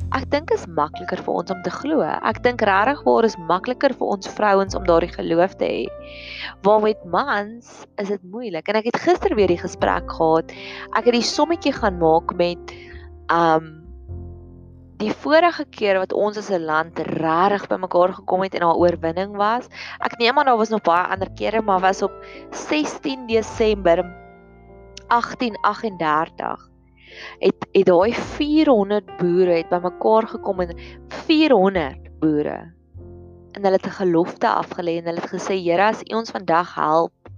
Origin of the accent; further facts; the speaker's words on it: Welkom, Free State, South Africa; Ek het in 'n myndorpie groot geword en op daai en daar waar ek groot geword het in Welkom